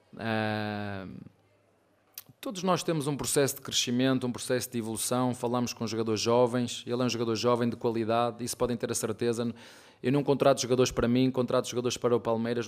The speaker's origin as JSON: {"language": "Portuguese", "country": "Portugal", "moved": "as an adult", "lives_now": "Brazil", "said": "Eu sou português, de Portugal"}